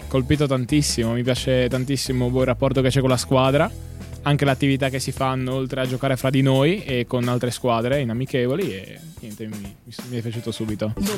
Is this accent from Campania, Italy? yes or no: no; Carnia, Friuli-Venezia Giulia, Italy; ho 17 anni e vengo da Giulio Formeato